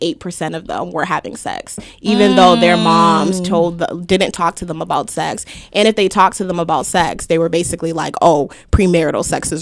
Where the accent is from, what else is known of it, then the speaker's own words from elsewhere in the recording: Haiti; I am Haitian.